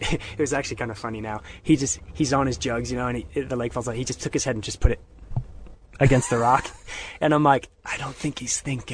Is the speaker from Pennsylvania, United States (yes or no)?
yes; Pennsylvania, United States; moved away; I grew up in Pennsylvania.